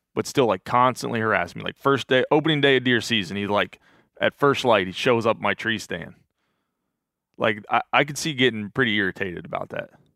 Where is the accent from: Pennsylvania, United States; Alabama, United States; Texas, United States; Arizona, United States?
Pennsylvania, United States; growing up in Pennsylvania